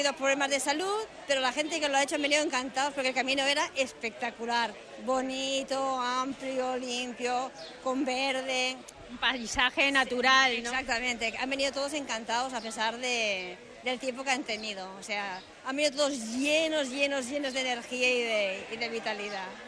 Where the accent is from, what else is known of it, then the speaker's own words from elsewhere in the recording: Aragon, Spain; now in Barcelona, Spain; vengo de Barcelona, soy una rociera nata, a pesar de ser aragonesa